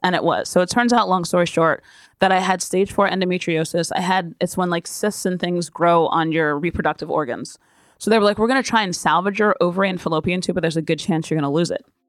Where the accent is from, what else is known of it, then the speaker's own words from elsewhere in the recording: Yardley, Pennsylvania, United States; also born or lived in Ewing, New Jersey; I was born in New Jersey, and we were in Ewing till I was seven. And then we moved to Yardley, Pennsylvania.